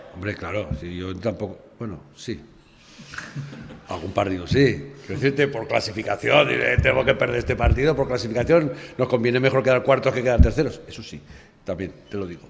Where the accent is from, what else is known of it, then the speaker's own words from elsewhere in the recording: Aragon, Spain; que éramos todos de Aragón